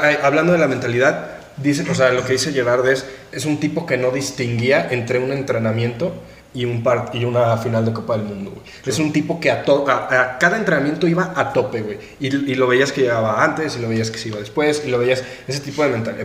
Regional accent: Mexico; Como mexicanos

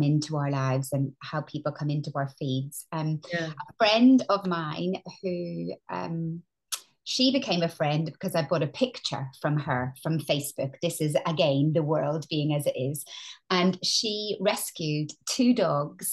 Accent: Northern Ireland, United Kingdom; moved away as an adult; also born or lived in London; now in England; as you can hear, I'm Northern Irish.

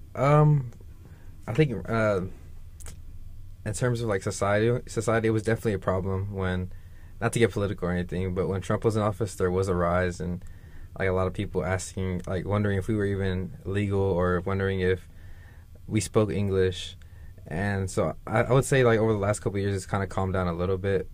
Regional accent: Dallas, Texas, United States; I'm from Dallas, Texas, born and raised.

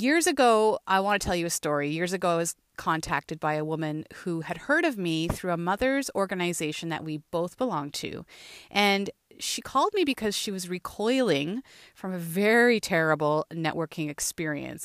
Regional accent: Thunder Bay, Ontario, Canada; moved away as an adult; also born or lived in Peterborough; now in Toronto, Canada; growing up in Thunder Bay

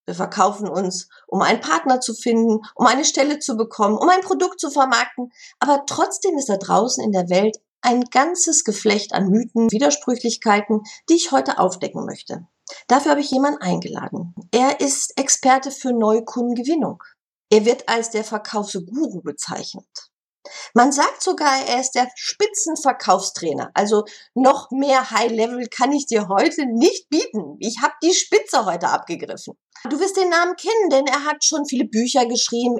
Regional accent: Bochum, North Rhine-Westphalia, Germany; moved away; Bochum, meiner Heimatstadt

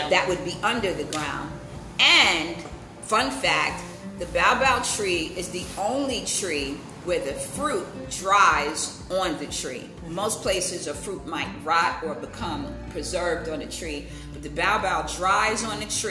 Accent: United States; as an American, my dad is from Barbados. That's where his family's from. My mom's family is from South Carolina.

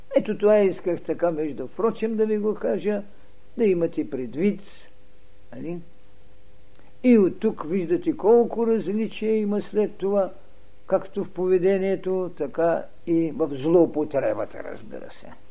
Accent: Bulgaria; ние българите

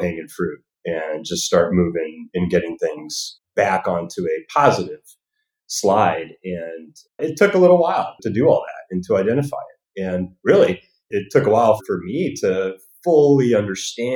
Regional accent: Northern California, United States; also born or lived in Alaska / Lake Tahoe; now in Hollywood, United States; I actually grew up in Northern California

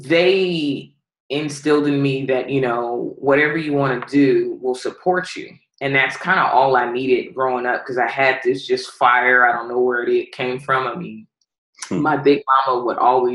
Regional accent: Los Angeles, California, United States; also born or lived in Palmdale, California / Texarkana; I'm from Pacoima, California, and I played my high school ball in Palmdale, California

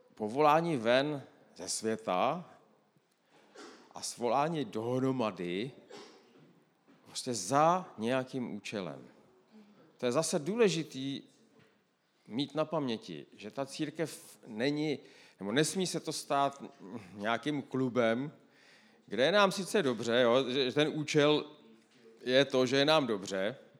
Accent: Moravia, Czechia; já jsem z Moravy

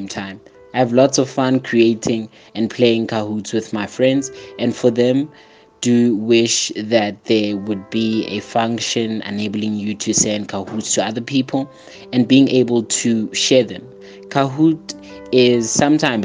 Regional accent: Polokwane, Limpopo, South Africa; I'm from Limpopo, Polokwane.

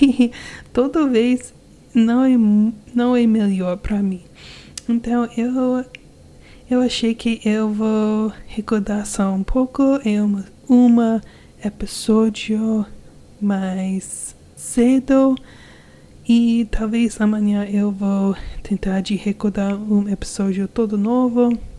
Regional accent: United States; Portuguese is a second language; Eu sou americana e eu sou casado com um brasileiro.

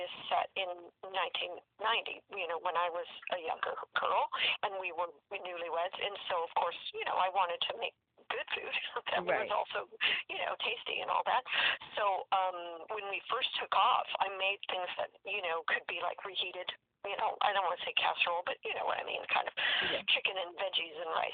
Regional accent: California, United States; also born or lived in Washington / Florida; I grew up in California

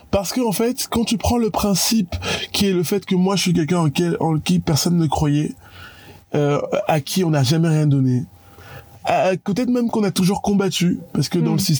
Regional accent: Yaoundé, Centre, Cameroon; je raconterai à tout le monde, les gars, je suis parti de Yaoundé, j'ai réussi à faire ça.

